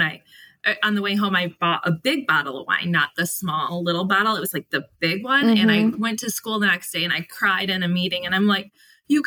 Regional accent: Cheboygan, Michigan, United States; I grew up in a small town

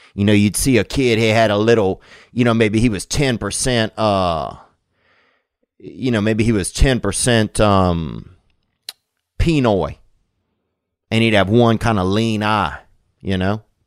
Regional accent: Covington, Louisiana, United States; In Covington, that's my hometown

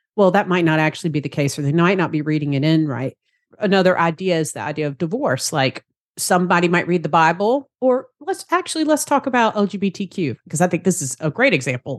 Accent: Savannah, Georgia, United States; accent: Southern; I'm down here in Savannah, Georgia, if you enjoy my Southern accent there.

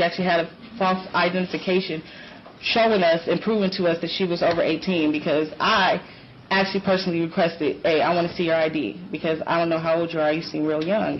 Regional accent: Detroit, Michigan, United States; From Chicago, I'm from Detroit.

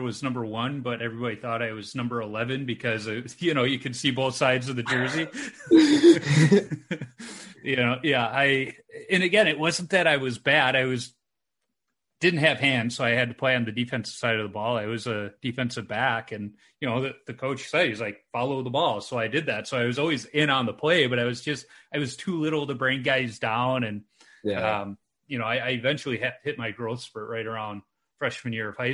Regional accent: Chicago, Illinois, United States; I grew up in Chicago during the Jordan era

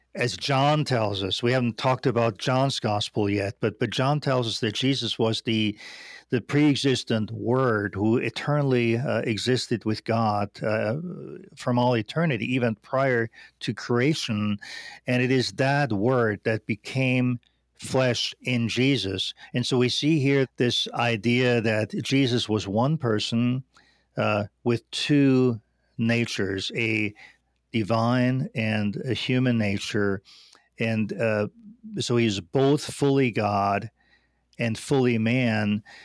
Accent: Austria; moved away as an adult; now in United States; I grew up in Austria

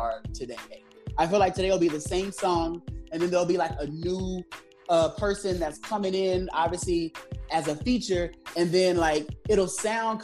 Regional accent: Los Angeles, California, United States; now in New York, United States; I'm originally from Los Angeles

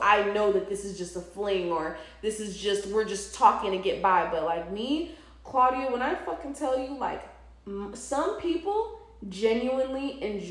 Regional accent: St. Louis, Missouri, United States; also born or lived in New York City; now in Atlanta, United States; when I was a kid growing up in St. Louis

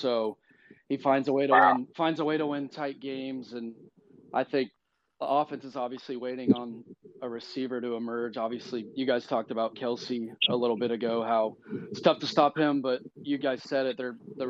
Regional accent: Kansas City, United States; born and raised in the Kansas City area.

